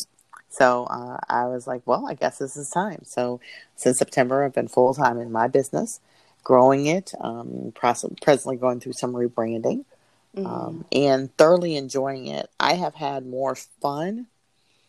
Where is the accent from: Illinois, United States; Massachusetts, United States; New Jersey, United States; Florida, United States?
Illinois, United States; Peoria; moved away as an adult; also born or lived in North Carolina; now in Indianapolis, United States; I'm originally from Peoria, Illinois